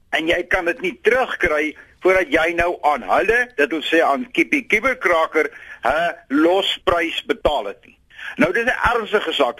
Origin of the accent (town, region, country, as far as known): South Africa